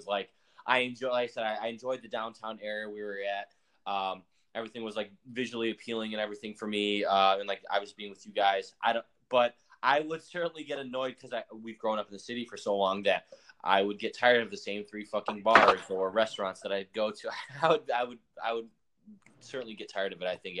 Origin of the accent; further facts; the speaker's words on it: Chicago, Illinois, United States; just growing up in the city and growing up in Chicago